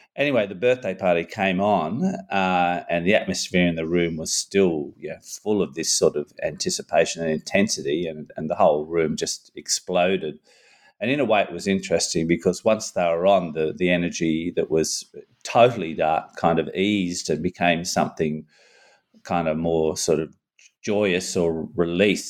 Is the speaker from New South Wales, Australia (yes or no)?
yes; Newcastle, New South Wales, Australia; Newcastle, my hometown